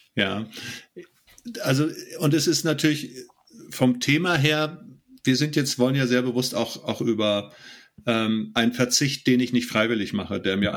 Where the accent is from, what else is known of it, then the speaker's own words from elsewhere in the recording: a village on the North Sea coast, Germany; now in Gera, Germany; ich bin auf dem Dorf aufgewachsen